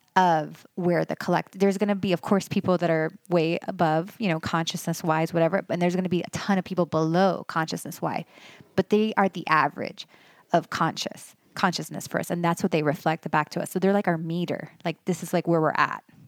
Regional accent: Miami, Florida, United States; moved away as an adult; also born or lived in Los Angeles; now in Western North Carolina, United States; I loved growing up in Miami

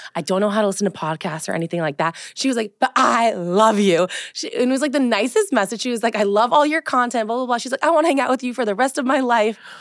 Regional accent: Colorado, United States; also born or lived in West Hollywood, California / Los Angeles, California; now in East Coast, United States; growing up in Colorado, I think, was very different than growing up in the East Coast

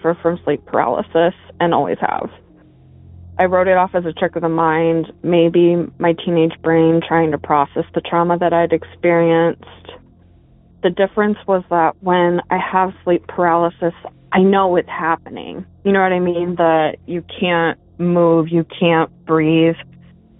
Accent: Arizona, United States; I grew up in Arizona.

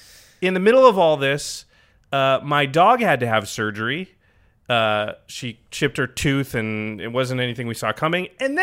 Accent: Portland, Oregon, United States; moved away; I grew up in Portland, and Trailblazers fans hate the Lakers. Like, we're born and raised that way.

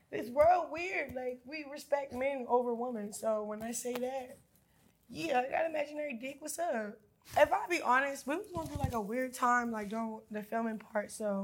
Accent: Baltimore, Maryland, United States; now in Los Angeles, United States; I'm in LA, I'm from Baltimore.

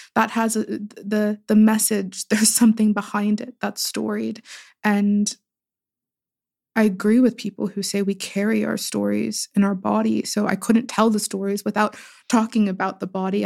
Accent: Pittsburgh, Pennsylvania, United States; I was born and raised in Pittsburgh, but in very different parts of Pittsburgh

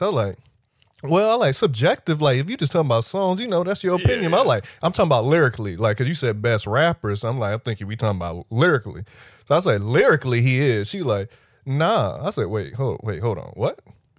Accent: Miami, Florida, United States; I'm from Miami.

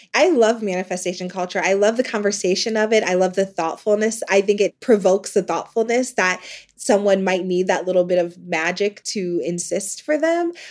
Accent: Ohio, United States; moved away as an adult; also born or lived in New York City; administrative support in my hometown of Ohio

